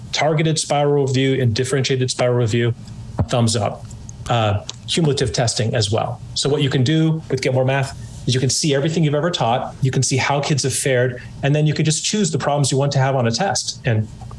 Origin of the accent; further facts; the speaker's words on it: California, United States; excuse the rad, I'm from California.